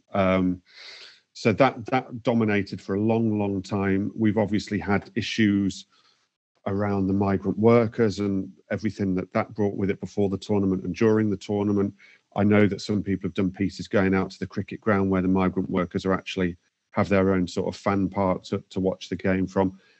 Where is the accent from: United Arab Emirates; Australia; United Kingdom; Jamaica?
United Kingdom; England; as English fans